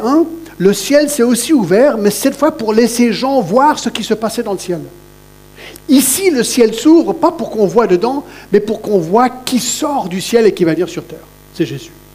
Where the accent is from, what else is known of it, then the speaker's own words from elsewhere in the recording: Satigny, Geneva, Switzerland; j'ai grandi à Choulet, vous savez, à Choulet, à la Genève.